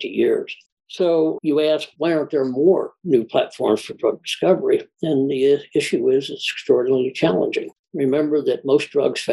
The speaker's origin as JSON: {"language": "English", "town": "Indianapolis", "region": "Indiana", "country": "United States", "tie": "born or raised there", "also_born_or_lived": "Houston, Texas", "moved": "as an adult", "said": "I grew up in Indianapolis, Indiana"}